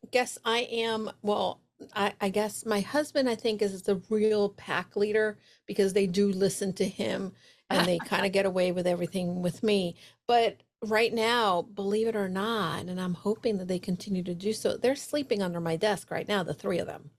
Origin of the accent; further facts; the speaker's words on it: New York City, New York, United States; moved away as an adult; now in Connecticut, United States; I'm a New Yorker